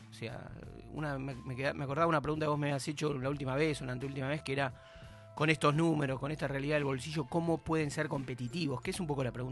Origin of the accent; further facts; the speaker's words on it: Argentina; Como argentino, de bien.